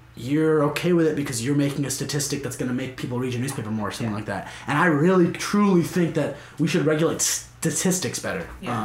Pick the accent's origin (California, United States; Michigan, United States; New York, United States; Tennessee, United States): New York, United States; White Plains; I'm from White Plains.